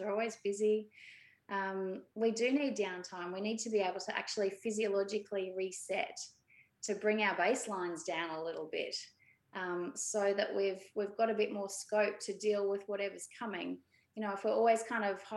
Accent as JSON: {"language": "English", "town": "Brisbane", "region": "Queensland", "country": "Australia", "tie": "born or raised there", "said": "I grew up in Brisbane and I'm one of six"}